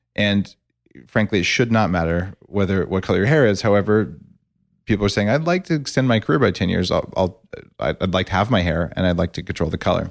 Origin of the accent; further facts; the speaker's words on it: New Mexico, United States; I grew up in New Mexico, and I'm an engineer